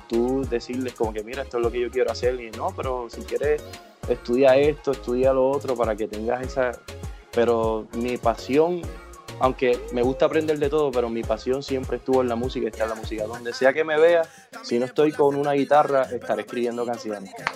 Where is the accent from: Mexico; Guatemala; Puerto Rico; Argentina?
Puerto Rico; soy puertorriqueño, nací en esta hermosa isla